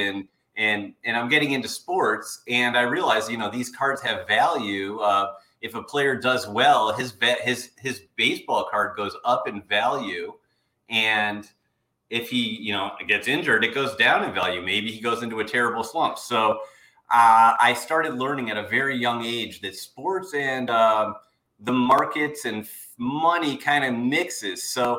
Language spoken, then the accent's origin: English; Cleveland, Ohio, United States; now in Chicago, United States; I'm from Cleveland, Ohio.